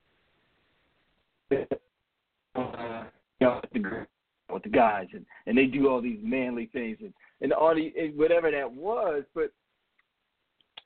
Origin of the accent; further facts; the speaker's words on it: near Camden, New Jersey, United States; I grew up in Jersey, you know, South Jersey, right near Camden, about 10 minutes from Philadelphia